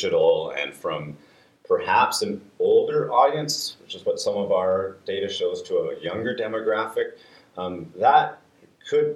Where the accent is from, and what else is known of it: Canada